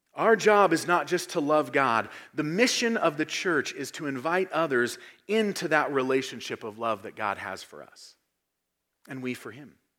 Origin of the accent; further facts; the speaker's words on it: United States; our identity as Americans